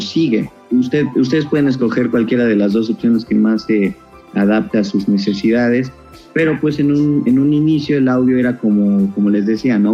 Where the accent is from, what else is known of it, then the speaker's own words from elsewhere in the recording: Mexico; Nosotros como mexicanos